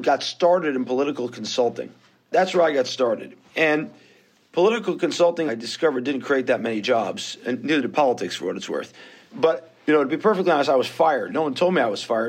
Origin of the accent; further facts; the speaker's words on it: New York City, New York, United States; moved away as an adult; now in Israel; I was born, bred, and raised in New York. I'm fond of saying on the island of Manhattan.